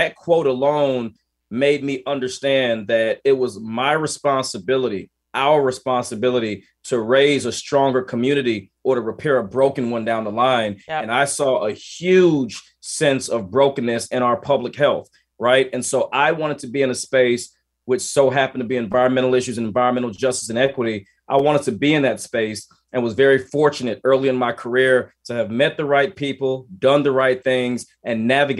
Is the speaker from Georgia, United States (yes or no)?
yes; Columbus, Georgia, United States; also born or lived in Boston, United States / Vicenza, Italy; And so I was born in Boston, but moved to Vicenza, Italy, and spent some very early years overseas. We were then stationed in Columbus, Georgia, where I went to middle school and high school.